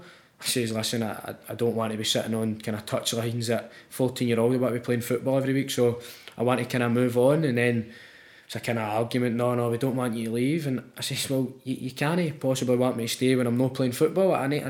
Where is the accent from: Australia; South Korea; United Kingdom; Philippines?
United Kingdom; Glasgow, Scotland; Basically, I've grew up kind of East End of Glasgow, just kind of your normal kid